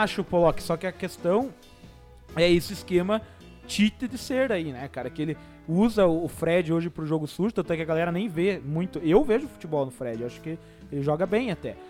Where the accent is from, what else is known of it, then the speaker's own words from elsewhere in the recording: interior of Paraná, Brazil; A gente é do interior do Paraná